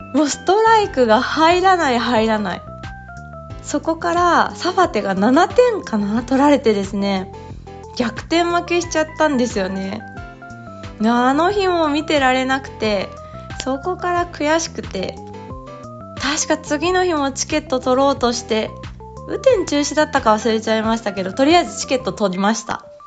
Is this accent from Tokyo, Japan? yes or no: yes; Tokyo, Japan; 東京生まれ、東京育ちですが、父が広島出身